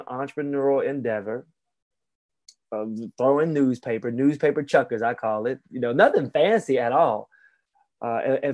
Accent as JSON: {"language": "English", "region": "Alabama", "country": "United States", "tie": "born or raised there", "said": "growing up in Alabama in the mid 80s"}